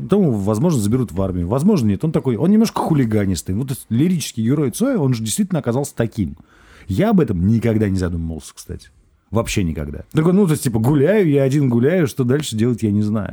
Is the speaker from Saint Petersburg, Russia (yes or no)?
yes; Saint Petersburg, Russia; я вырос в Петербурге, ну, в Ленинграде, Петербурге